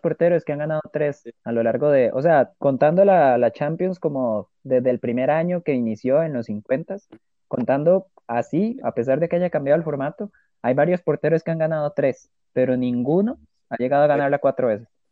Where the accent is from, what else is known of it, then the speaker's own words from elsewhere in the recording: Costa Rica; como tico que soy